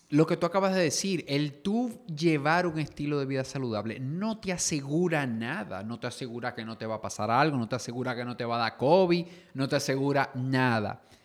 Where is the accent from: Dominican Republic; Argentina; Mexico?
Dominican Republic; somos dominicanos